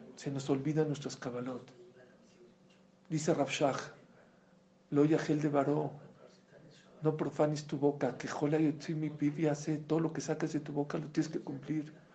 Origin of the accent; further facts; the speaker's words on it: Mexico; Yo la verdad vengo de México